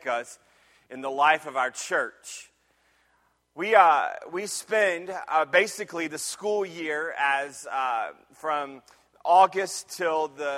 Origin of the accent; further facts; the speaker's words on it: Jacksonville, Florida, United States; moved away; also born or lived in Michigan; I grew up in Jacksonville, Florida. And when we moved to Michigan after God moved us around a little bit